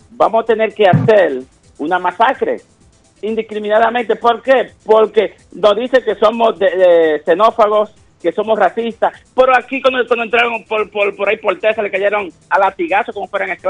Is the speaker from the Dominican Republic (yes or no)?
yes; Dominican Republic; nosotros somos dominicanos, hace más de 50 años.